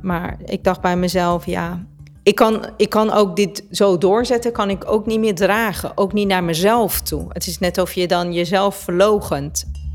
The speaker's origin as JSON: {"language": "Dutch", "town": "Tehran", "region": "Tehran Province", "country": "Iran", "tie": "born or raised there", "moved": "yes", "lives_now": "Netherlands", "said": "Ik ben in Teheran geboren, dus de hoofdstad van Perzië"}